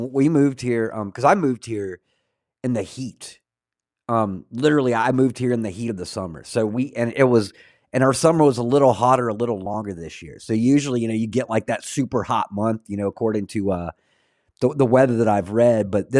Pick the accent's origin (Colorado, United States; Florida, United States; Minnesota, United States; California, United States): Florida, United States; I grew up in North Florida, Northeast Florida. So just next to Georgia.